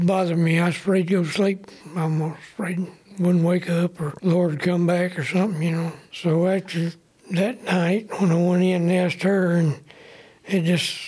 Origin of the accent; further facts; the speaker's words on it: Muscle Shoals, Alabama, United States; also born or lived in Leighton, Alabama; my daddy bought some land down here in Muscle Shoals when I was 6 years old